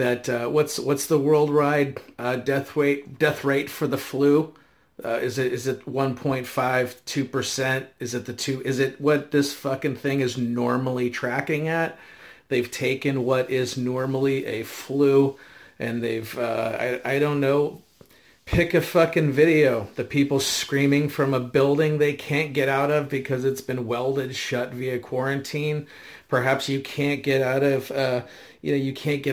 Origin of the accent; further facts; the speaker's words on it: United States; as an American, I was born with the unalienable right